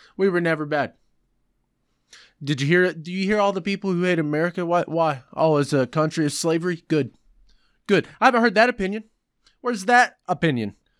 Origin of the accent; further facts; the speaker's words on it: United States; I'm repulsed to be even called an American